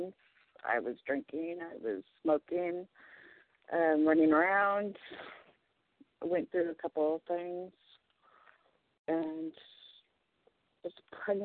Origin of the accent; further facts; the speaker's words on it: Portland, Oregon, United States; also born or lived in Hermiston, Oregon; I was born in Portland, Oregon, where I live now